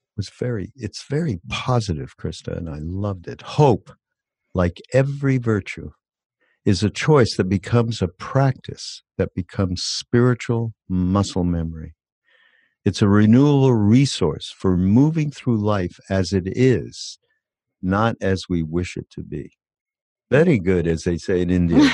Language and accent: English; Montreal, Quebec, Canada; I'm from Canada